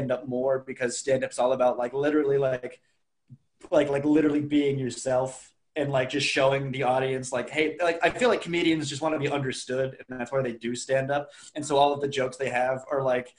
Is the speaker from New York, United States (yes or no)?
no; Raleigh, North Carolina, United States; I grew up in Raleigh, North Carolina, and I like didn't travel.